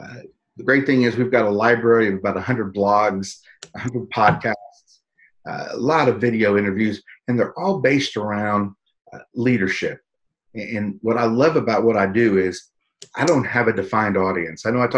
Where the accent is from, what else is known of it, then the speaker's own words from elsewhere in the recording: San Antonio, Texas, United States; My hometown right here.